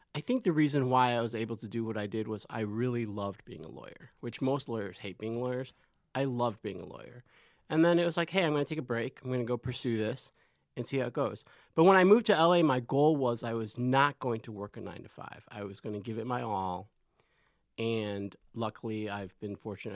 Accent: Chicago, Illinois, United States; moved away

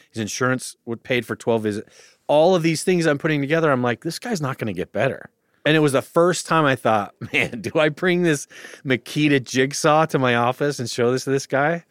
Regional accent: Utah, United States; also born or lived in Austin; now in Los Angeles, United States; I grew up in Utah, and I just bought a house in Austin

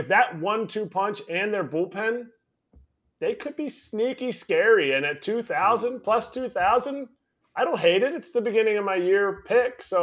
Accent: Pennsylvania, United States; my cousin, who I grew up here in Pennsylvania

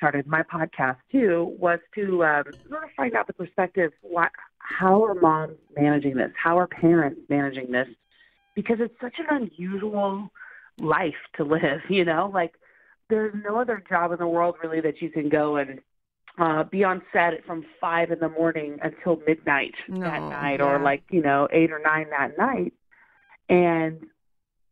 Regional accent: Oklahoma, United States; moved away as an adult; now in Los Angeles, United States; I'm originally from Oklahoma. So I moved to Los Angeles about 12 years ago to pursue a career in acting

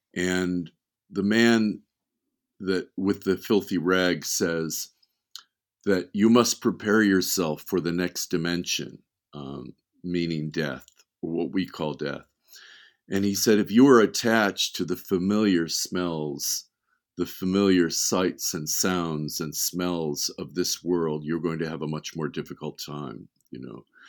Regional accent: Beverly Hills, California, United States; born or raised there; also born or lived in Wisconsin

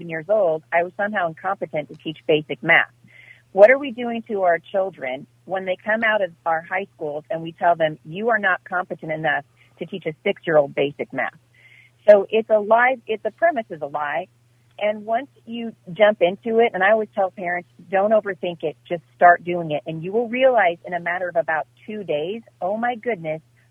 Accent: Portland, Oregon, United States; I grew up in Portland. I went to school and graduated from high school in Portland.

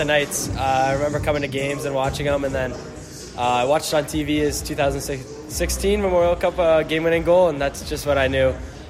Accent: Strathroy, Ontario, Canada; growing up in Strathroy and being able to watch London

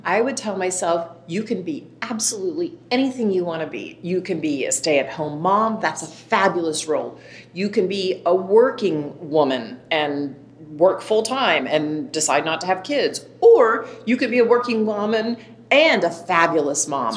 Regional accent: Dallas, Texas, United States; I grew up in Dallas, Texas, raised by two parents, Ray and Elaine

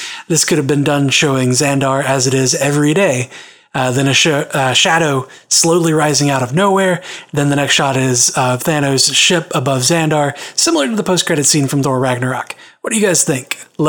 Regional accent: Australia; I'm an Australian and served in the Navy.

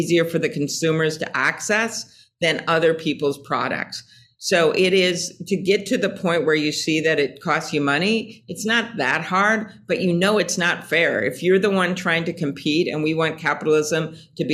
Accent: Midwest, United States; I'm from the Midwest.

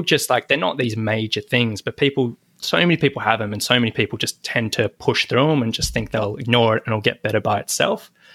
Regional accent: Sydney, New South Wales, Australia; I'm from Sydney, Australia

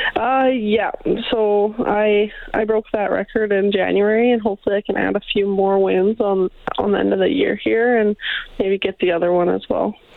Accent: Brandon, Manitoba, Canada; moved away as an adult; now in Edmonton, Canada; I grew up in uh, Brandon, Manitoba

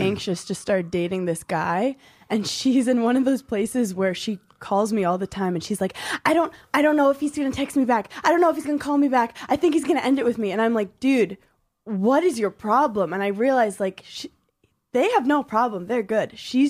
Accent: New York City, New York, United States; I grew up in New York City just watching crazy cab drivers.

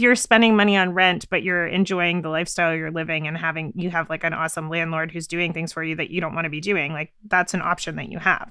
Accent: Canada; I'm from Canada

